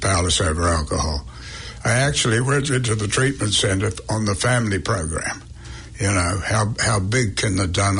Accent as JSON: {"language": "English", "country": "New Zealand", "also_born_or_lived": "England", "moved": "as an adult", "said": "being a Kiwi"}